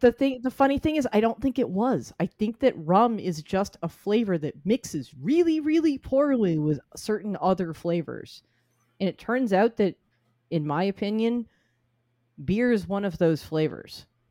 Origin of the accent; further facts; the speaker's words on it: Reading, Massachusetts, United States; Reading, Massachusetts is my hometown. It is where I grew up